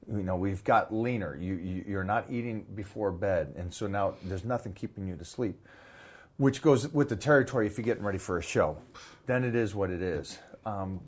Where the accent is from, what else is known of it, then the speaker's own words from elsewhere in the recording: United States; I'm American